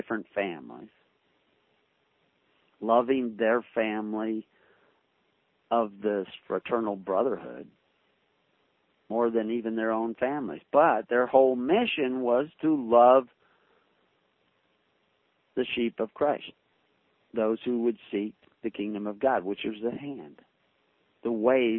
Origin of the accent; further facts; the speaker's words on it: the South, United States; growing up in the South, there was a bigotry towards blacks